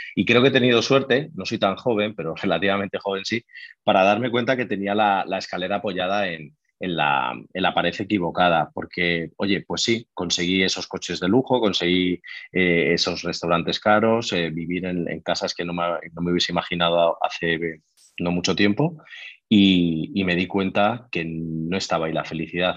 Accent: Madrid, Community of Madrid, Spain; soy de Madrid, tengo 34 años

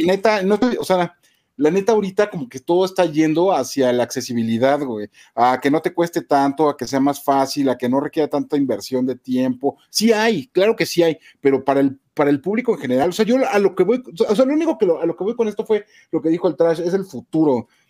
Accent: Mexico

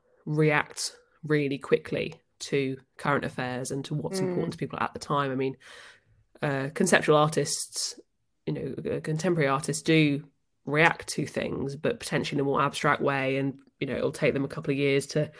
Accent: Northampton, East Midlands, United Kingdom; Northampton, which is my hometown

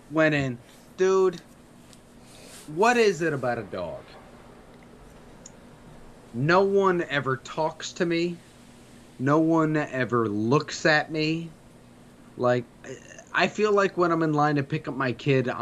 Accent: New York, United States; I grew up in New York

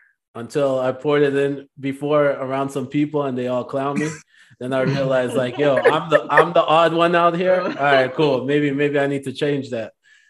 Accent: Jamaica; moved away; I spent 3 years growing up in Jamaica

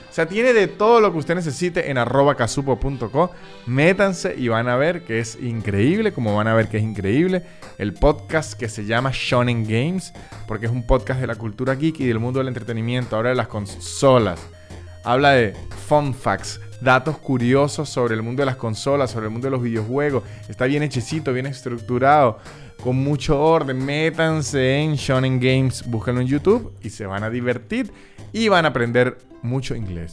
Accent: Venezuela

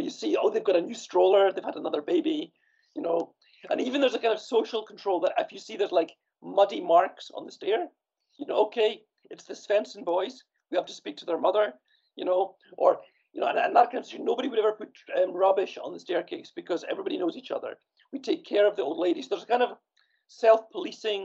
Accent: Scotland, United Kingdom; also born or lived in Copenhagen, Denmark; now in Sweden; I grew up in Scotland, where we have this European-style tenement apartment building

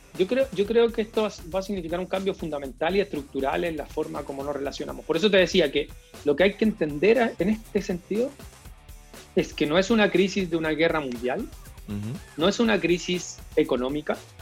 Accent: Chile; aquí en Chile

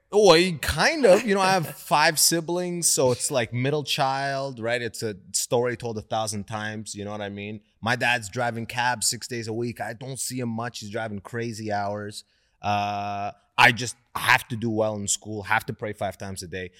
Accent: London, Ontario, Canada; also born or lived in Sudan; I grew up in London, Ontario, mostly white people.

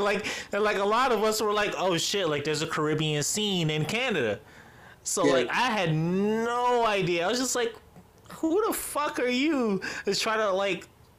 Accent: New York, United States; So as a New Yorker

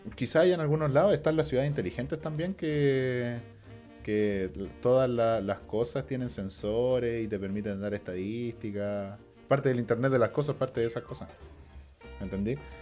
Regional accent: Chile; De Chile.

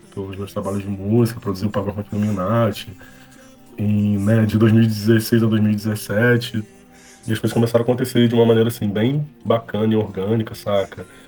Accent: Rio de Janeiro, Brazil; eu sou nascido e criado no Complexo da Pedreira, é na Zona Norte, é um, cara, tem um dos piores IDHs aqui do Rio

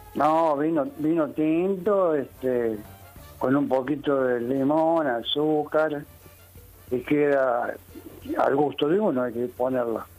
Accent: Río Cuarto, Córdoba, Argentina; accent: cordobés; also born or lived in San Luis; now in Buenos Aires, Argentina; Soy nacido en Río Cuarto, Córdoba

